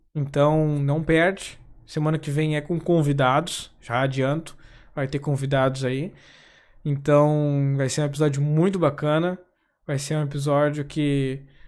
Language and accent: Portuguese; Gaúcho, Rio Grande do Sul, Brazil; Se vocês não repara no tu, tá? Que eu sou gaúcho